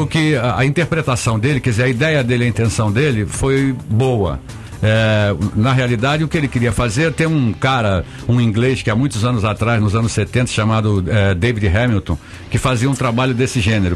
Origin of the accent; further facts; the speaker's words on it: Rio de Janeiro, Brazil; moved away as an adult; now in São Paulo, Brazil; carioca, nasci em Vila Isabel, fui criado